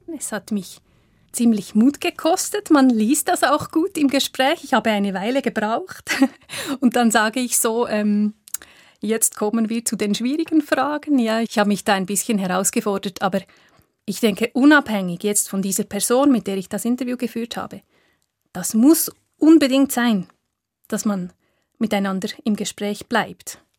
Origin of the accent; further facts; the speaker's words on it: Köniz, Bern, Switzerland; Es ist eine sehr urbane Gemeinde mit aber vielen ländlichen Kleingemeinden, die auch noch dazugehören. Also es gibt sehr viele Gegensätze in meinem Heimatdorf